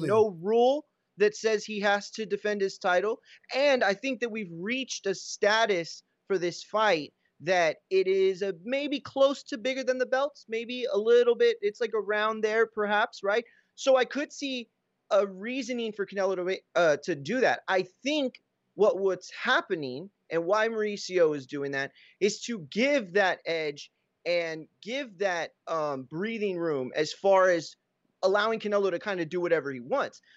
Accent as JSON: {"language": "English", "region": "Texas", "country": "United States", "tie": "born or raised there", "said": "growing up in Texas"}